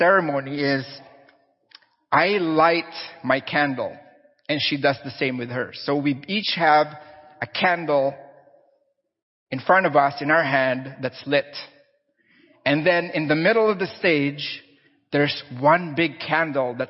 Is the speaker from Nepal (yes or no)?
no; Philippines; I'm Filipino